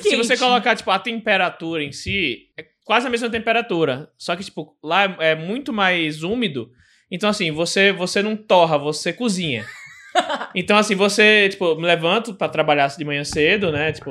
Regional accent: Aracaju, Sergipe, Brazil; ah, sou de Aracaju, Recife, Sergipe e tal.

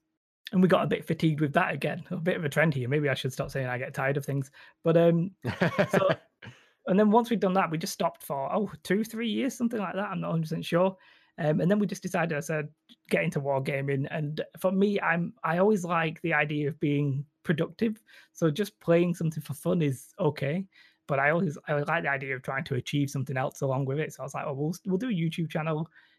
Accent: England, United Kingdom; accent: northern English; I would sort of disagree with my northern English accent

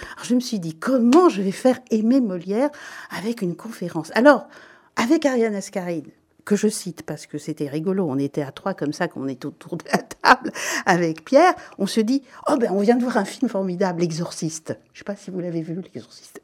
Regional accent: Belgium; je suis belge et je le revendique

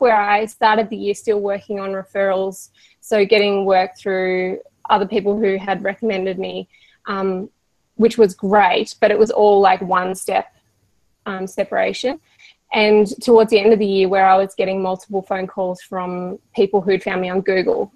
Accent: Australia; we are Australian

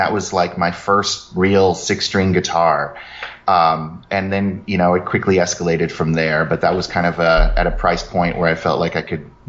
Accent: Sacramento, California, United States; I grew up in Northern California in Sacramento.

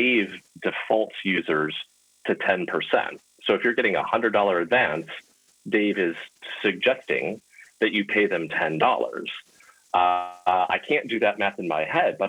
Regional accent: Illinois, United States; the senator from my home state

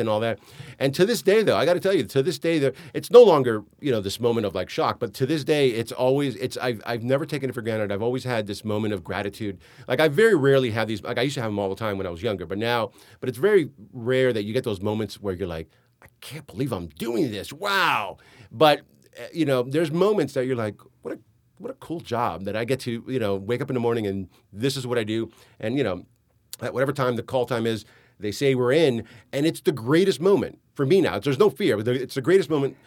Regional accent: Hialeah, Florida, United States; also born or lived in New York City; I grew up in Hialeah

